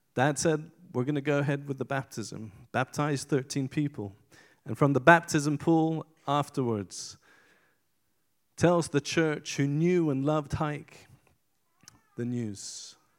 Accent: Iran; moved away; I was born in Iran in 1974.

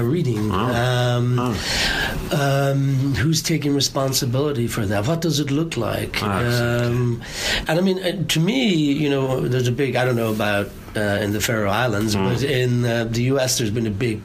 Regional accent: Ireland; I'm Irish

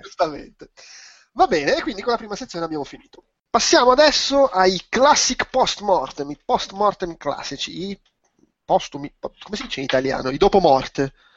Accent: Milan, Lombardy, Italy; per me, che sono milanese

